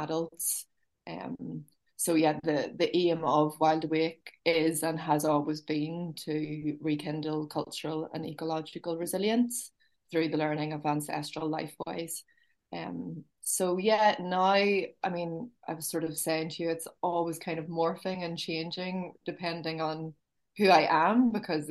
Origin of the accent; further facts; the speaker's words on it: Belfast, County Down, Northern Ireland, United Kingdom; I was born in Belfast, and I was born in the city, and then my mum would have always had a close relationship with nature and always wanted to get us out. And then we moved to a town in County Down, for most of my teenage years